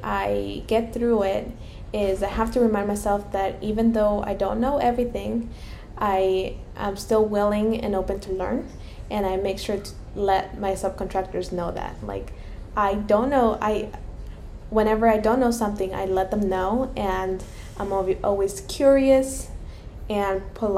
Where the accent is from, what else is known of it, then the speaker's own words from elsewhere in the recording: Mexico; moved away; I am Hispanic. I was born in Mexico